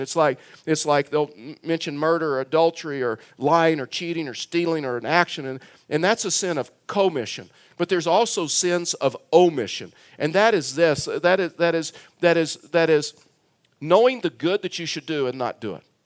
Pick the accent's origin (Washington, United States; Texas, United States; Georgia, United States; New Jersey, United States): Texas, United States; South; moved away; I was born and raised in South Texas